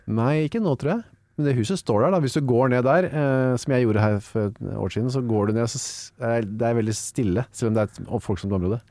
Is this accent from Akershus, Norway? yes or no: yes; Bærum, Akershus, Norway; also born or lived in Narvik, Norway / Bjerkvik, Norway; now in Oslo, Norway; Og så flytta vi tilbake til eh, Bærum og Asker, har egentlig jeg bodd mesteparten av livet mitt.